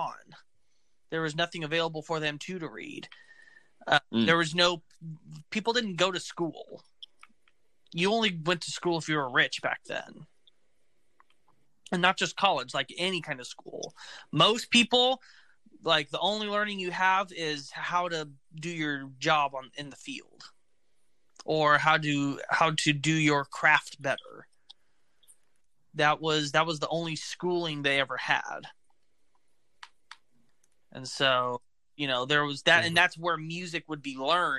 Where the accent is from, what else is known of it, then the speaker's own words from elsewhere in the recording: Oklahoma, United States; We're from Oklahoma